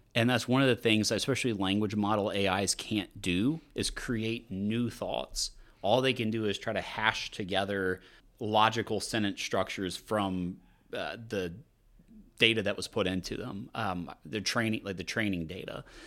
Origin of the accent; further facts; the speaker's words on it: Louisiana, United States; now in Austin, United States; I'm from Louisiana